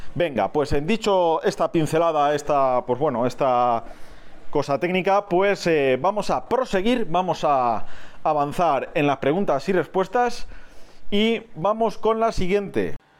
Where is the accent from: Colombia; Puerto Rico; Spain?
Spain; donde yo resido, en mi país